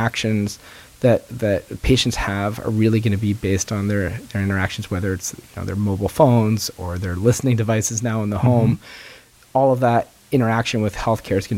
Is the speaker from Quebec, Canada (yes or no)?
yes; Montreal, Quebec, Canada; now in Boston, United States; I grew up in Montreal.